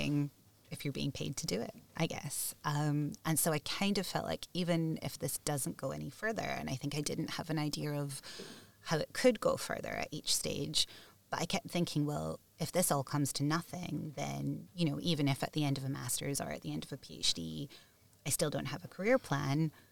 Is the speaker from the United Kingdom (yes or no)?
yes; Scotland, United Kingdom; I grew up in Scotland